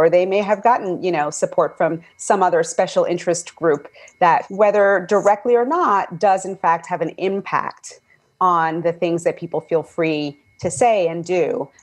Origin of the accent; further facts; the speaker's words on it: New York City, New York, United States; I was born and raised in Bed-Stuy